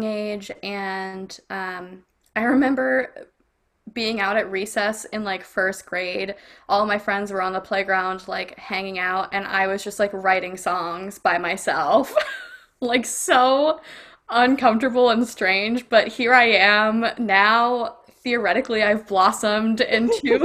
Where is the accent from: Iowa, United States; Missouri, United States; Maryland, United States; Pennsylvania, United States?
Pennsylvania, United States; Hershey; also born or lived in New York / Houston, Texas; I grew up in Hershey, Pennsylvania, and I before then lived in New York, and before then I lived in Houston